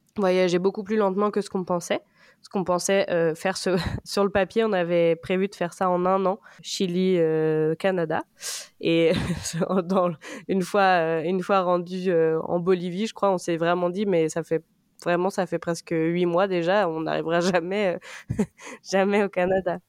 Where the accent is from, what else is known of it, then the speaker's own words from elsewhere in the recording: a small village south of Rennes, Brittany, France; j'ai 29 ans et je viens d'un petit village au sud de Rennes.